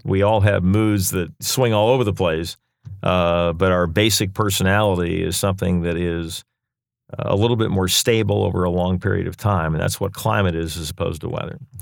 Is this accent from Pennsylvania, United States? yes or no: yes; Lancaster, Pennsylvania, United States; moved away as an adult; now in Raleigh, United States; born and raised in Lancaster, Pennsylvania